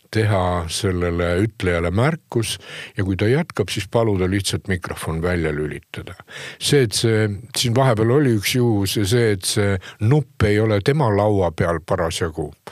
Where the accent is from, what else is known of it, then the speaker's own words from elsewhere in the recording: Hiiumaa, Hiiu County, Estonia; ma olen Hiiumaalt ka ikkagi, kus ei teietata